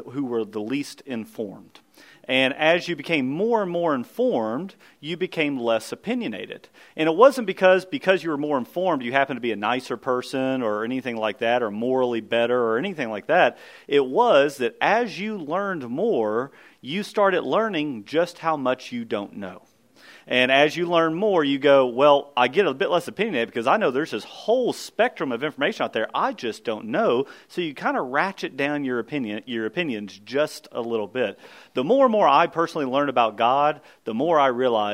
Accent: Kentucky, United States; we grew up in Kentucky, and so we had thick Kentucky fescue.

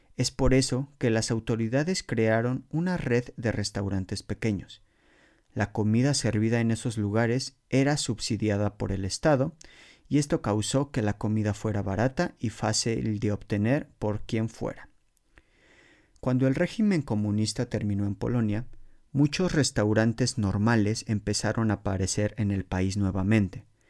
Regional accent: Mexico City, Mexico; moved away as an adult; now in Poland; en la Ciudad de México, de donde soy originario

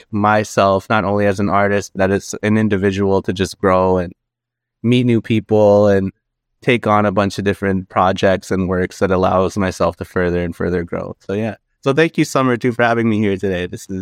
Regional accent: Kitigan-Zibi, Quebec, Canada; I'm Algonquin from Kitigan-Zibi and Anishinaabe. That's where I'm currently at right now.

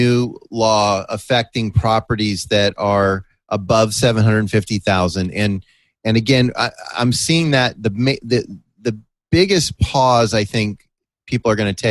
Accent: San Mateo, California, United States; moved away; also born or lived in La Jolla; In my hometown of San Mateo in the Bay Area

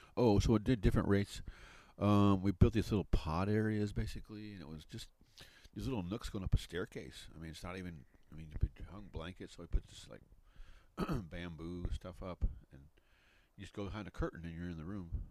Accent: Midwest, United States; moved away; also born or lived in Grand Canyon, Arizona; I grew up in the Midwest

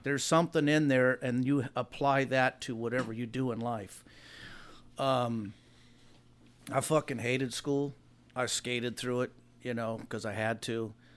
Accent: Hawaiian Gardens, California, United States; I live in the same area I've grew up in. When I grew up in Hawaiian Gardens

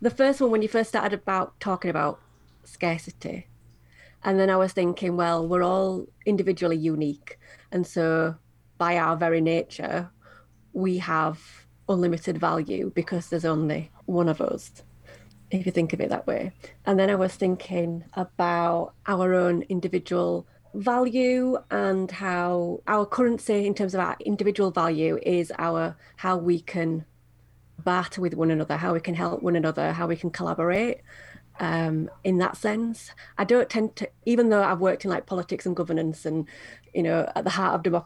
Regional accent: United Kingdom; in the UK I think we are very charitable, and I don't know if that's just our society

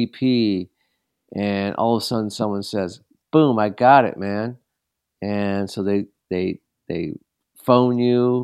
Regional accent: Los Angeles, California, United States; I grew up in Los Angeles. That's where I'm from

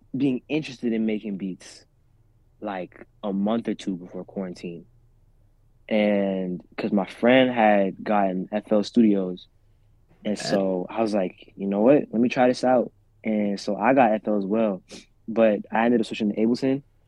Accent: central Pennsylvania, United States; also born or lived in Rwanda; I'm from a little town in central PA

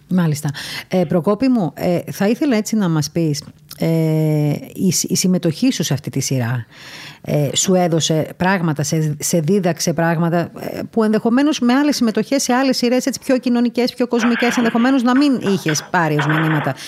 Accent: Crete, Greece; now in Athens, Greece; εκεί που μεγάλωσα εγώ στην Κρήτη

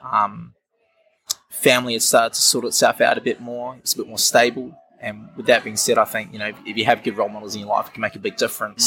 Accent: Wellington, New Zealand; also born or lived in Auckland, New Zealand; I'm from Wellington, New Zealand, which is an awesome place to be, of course. Yeah. Uh, spent my childhood growing up in Auckland, moved back here at about the age of 10

